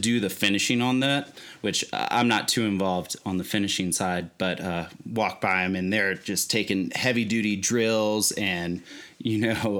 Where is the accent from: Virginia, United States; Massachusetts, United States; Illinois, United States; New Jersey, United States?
Virginia, United States; actually met him through a mutual friend that is also from Virginia. We're originally from Virginia.